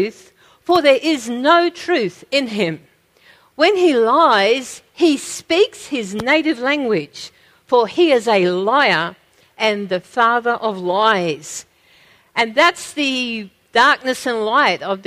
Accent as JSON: {"language": "English", "country": "Australia", "said": "we have as Australian Christians"}